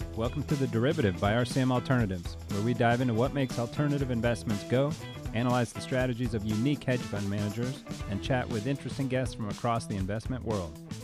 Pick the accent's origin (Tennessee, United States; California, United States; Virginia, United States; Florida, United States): Florida, United States; moved away; growing up in Florida